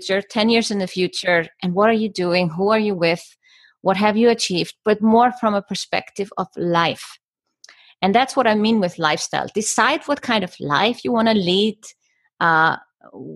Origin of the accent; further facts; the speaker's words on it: Iceland; moved away as an adult; also born or lived in Germany; now in Switzerland; I am Icelandic and I come from Iceland. And I moved to Germany 20 years old to study architecture